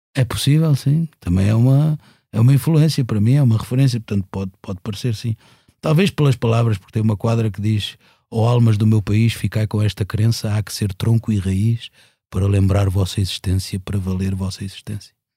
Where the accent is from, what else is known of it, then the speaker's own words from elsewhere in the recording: Lisbon, Portugal; moved away as an adult; now in Alentejo, Portugal; é a minha cidade, portanto, mas, e foi a cidade onde eu nasci